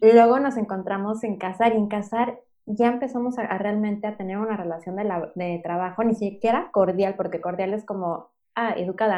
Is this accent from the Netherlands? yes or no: no; Mexico City, Mexico; moved away as an adult; now in Playa del Carmen, Mexico; yo soy originaria de la Ciudad de México